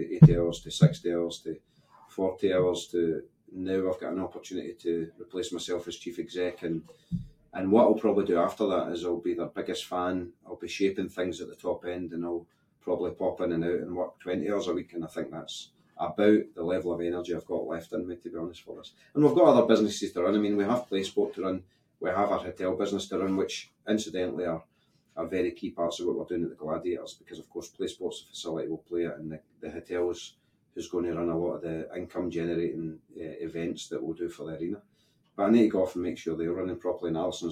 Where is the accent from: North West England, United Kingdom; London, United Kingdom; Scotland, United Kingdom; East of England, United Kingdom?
Scotland, United Kingdom; we are Scottish.